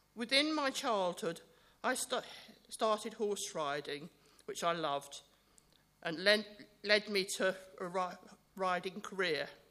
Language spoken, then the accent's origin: English; Bookham, South East England, United Kingdom; also born or lived in Fulham, London; I was born in Fulham, and I, by the time I was eight, my family moved to Bookham.